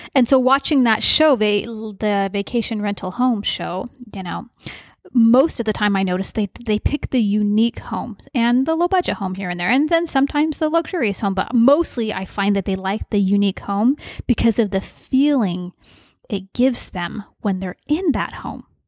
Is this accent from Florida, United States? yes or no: no; St. George, Utah, United States; I grew up in Saint George, Utah